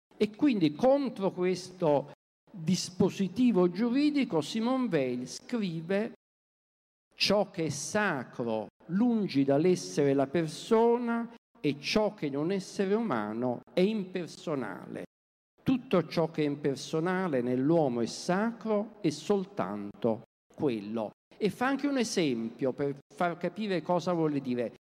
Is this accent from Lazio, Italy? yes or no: no; Naples, Campania, Italy; moved away; Io vengo da Napoli